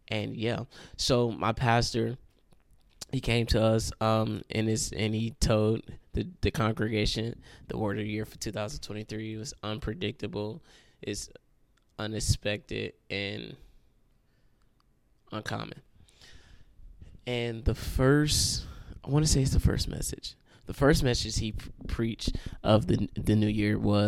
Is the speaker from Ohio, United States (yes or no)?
yes; Cleveland, Ohio, United States; now in Akron, United States; I'm from Cleveland, Ohio.